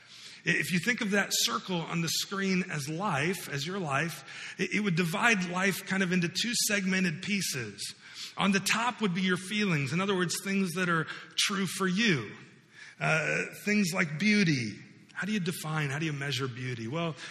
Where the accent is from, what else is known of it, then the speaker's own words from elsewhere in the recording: United States; growing up in the United States, growing up in the West